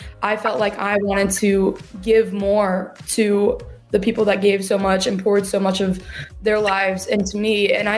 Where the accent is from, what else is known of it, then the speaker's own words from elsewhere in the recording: Decatur, Georgia, United States; also born or lived in Jefferson, Georgia / Milledgeville, Georgia; I grew up in Decatur, Georgia. And then we moved to Jefferson, Georgia, where we live now. And then I moved to college.